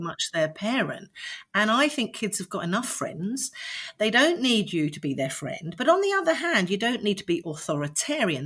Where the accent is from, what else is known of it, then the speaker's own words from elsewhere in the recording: London, United Kingdom; I was born in London and grew up in Streatham